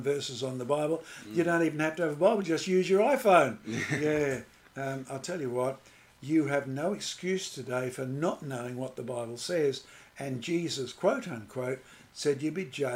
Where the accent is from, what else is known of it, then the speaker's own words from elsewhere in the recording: Australia; I grew up here in Australia